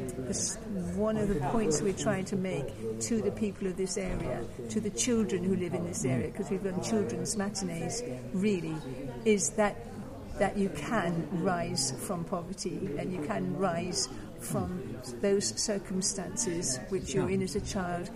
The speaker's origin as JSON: {"language": "English", "town": "Selsey", "region": "South East England", "country": "United Kingdom", "said": "I come from a small seaside town called Selsey Bill in West Sussex."}